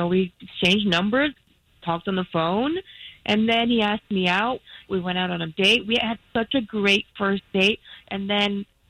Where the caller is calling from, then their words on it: Winter Springs, Florida, United States; I'm calling from Winter Springs.